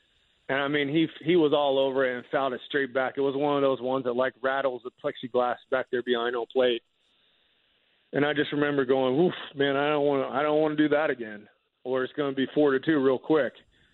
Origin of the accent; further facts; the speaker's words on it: Philadelphia, Pennsylvania, United States; And growing up in Philly and playing baseball at Kutztown University in 32 degrees wasn't a big factor for me. It actually felt more at home than pitching in the heat.